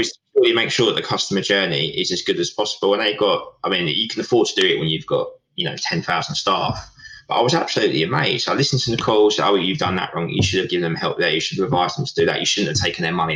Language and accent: English; Essex, East of England, United Kingdom; also born or lived in Portsmouth; we're from Essex, we're inherently quite friendly